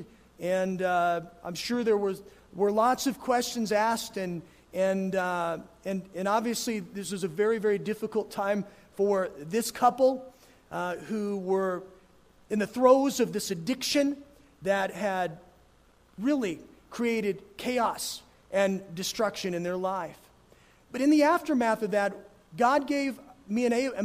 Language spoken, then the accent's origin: English; Gunnison, Colorado, United States; moved away; I grew up in Gunnison, where splitting wood was certainly part of life there